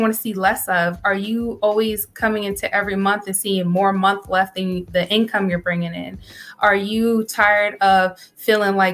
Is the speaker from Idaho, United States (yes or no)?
no; Maryland, United States; now in Texas, United States; I am from Maryland. However, we're currently residing in Texas.